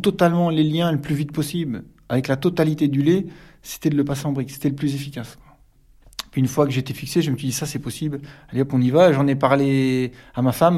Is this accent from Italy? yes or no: no; Calvados, near Villers-Bocage, Normandy, France; moved away as an adult; now in Perche, France; Je suis du Calvados, pas loin de Villers-Bocage